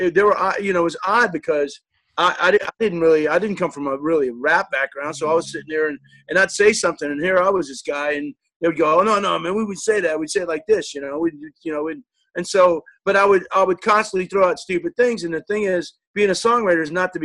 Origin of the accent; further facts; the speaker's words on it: New Orleans, Louisiana, United States; I'm from New Orleans